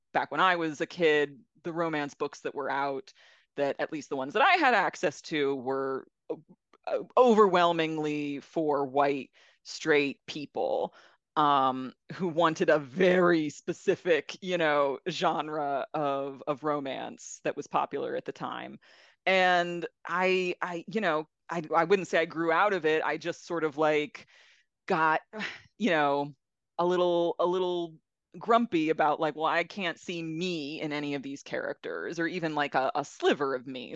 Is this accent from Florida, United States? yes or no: yes; South Florida, United States; moved away; I grew up in South Florida